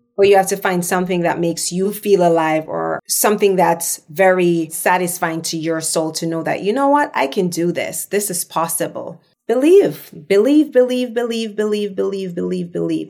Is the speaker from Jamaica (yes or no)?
yes; Jamaica; accent: patois; moved away as an adult; now in Los Angeles, United States; I'm Jamaican